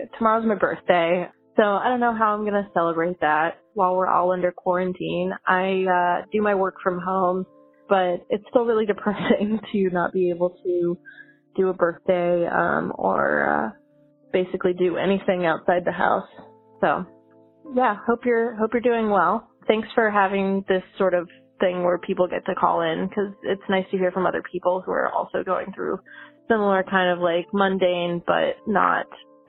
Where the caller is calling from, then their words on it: Pittsburgh, Pennsylvania, United States; I'm calling from Pittsburgh.